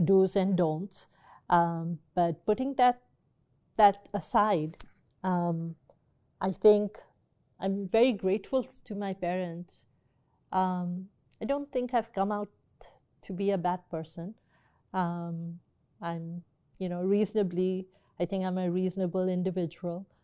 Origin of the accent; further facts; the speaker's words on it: Pakistan; growing up in Pakistan, when I was a little baby, um, you know, maybe two, three years old